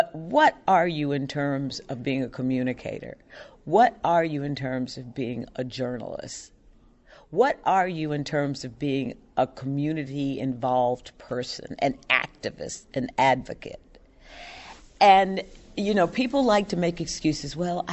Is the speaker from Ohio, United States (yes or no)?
no; Louisville, Kentucky, United States; moved away as an adult; Because when I came here from Louisville, Kentucky, I knew no one.